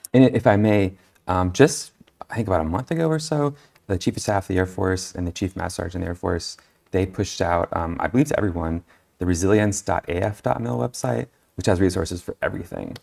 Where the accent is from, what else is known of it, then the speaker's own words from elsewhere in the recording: California, United States; now in New Mexico, United States; I'm originally from California.